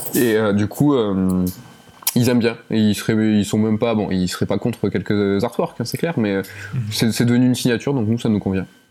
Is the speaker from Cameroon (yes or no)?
no; Toulouse, Occitania, France; on est de, on est de Toulouse